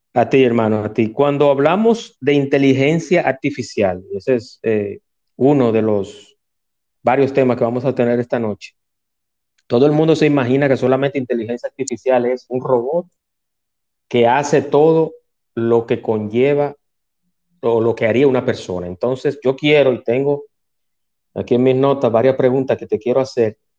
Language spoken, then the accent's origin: Spanish; Dominican Republic; mi país, República Dominicana